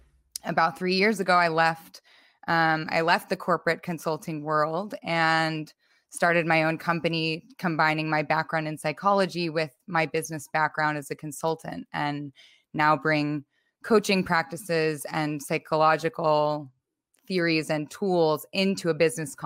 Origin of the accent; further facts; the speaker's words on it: United States; moved away as an adult; now in Amsterdam, Netherlands; I live now in Amsterdam and I'm an American originally.